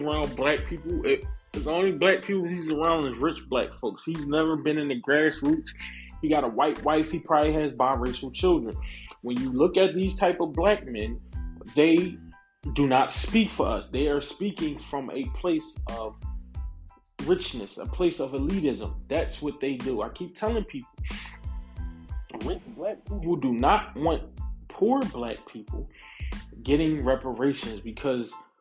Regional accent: United States; I am a foundational black American. I am a descendant of American chattel slavery

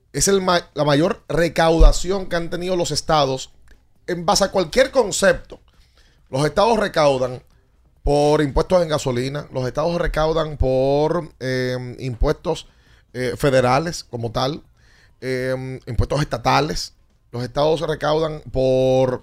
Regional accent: Dominican Republic; nuestros hermanos dominicanos

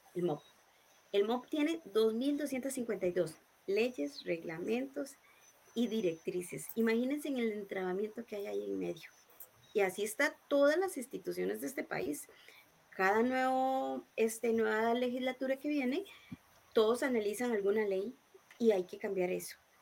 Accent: Montes de Oca, San José, Costa Rica; yo soy de Montes de Oca, eh, nací y he vivido toda mi vida aquí en Montes de Oca.

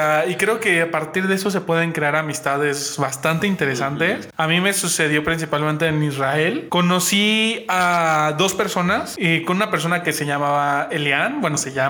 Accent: Mexico; Oye, soy mexicano

